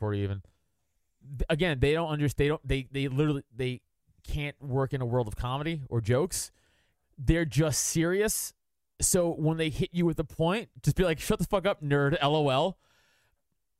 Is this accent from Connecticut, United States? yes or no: no; New York City, New York, United States; I'm from Staten Island